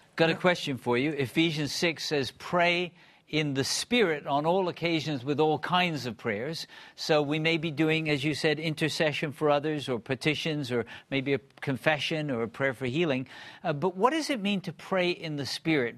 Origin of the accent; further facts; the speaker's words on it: Bristol, South West England, United Kingdom; I grew up in Bristol, England